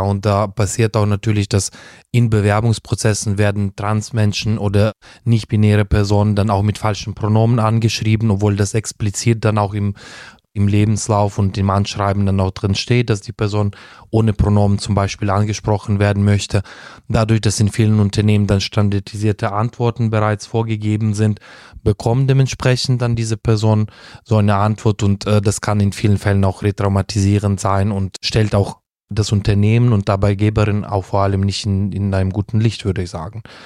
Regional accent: Uzhhorod, Zakarpattia Oblast, Ukraine; first language Russian; German is a second language; moved away as an adult; also born or lived in Heidelberg, Germany / Kyiv, Ukraine / Italy; now in Germany; in der Ukraine meine Heimatstadt, Uschgorod

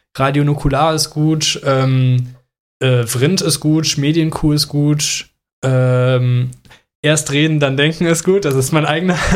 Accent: Mönchengladbach, North Rhine-Westphalia, Germany; ich komme aus Mönchengladbach. Bei uns gab es früher auch Karneval. Äh, da äh, ja, habe ich auch Kamelle gerne gesammelt als Kind

